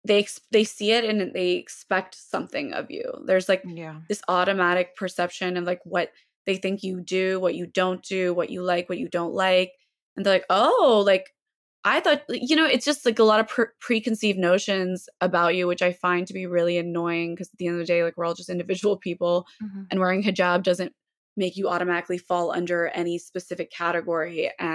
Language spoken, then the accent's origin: English; the South, United States; it's tough growing up in the South and like a place where, you know, just walking in with a hijab, like people are like, oh my God, you speak English?